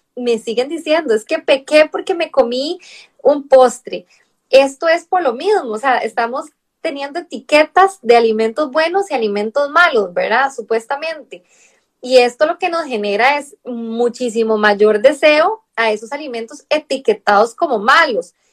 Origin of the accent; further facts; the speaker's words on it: Costa Rica; moved away as an adult; now in Barcelona, Spain; Claro, de Costa Rica, soy de Costa Rica. Sí, claro, el acento es como diferente.